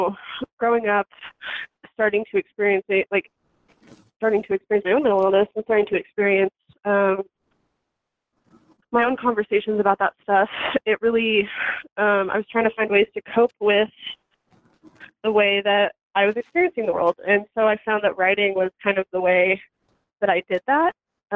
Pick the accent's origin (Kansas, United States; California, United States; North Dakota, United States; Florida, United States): Kansas, United States; Johnson County; I grew up in Kansas. So, you know, I'm a Midwest girl at heart. And I really, I don't know. I grew up in Johnson County